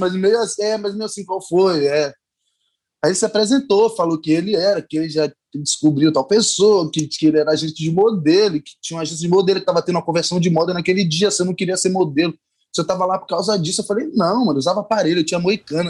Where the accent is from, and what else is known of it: Bahia, Brazil; accent: Bahian; now in Rio de Janeiro, Brazil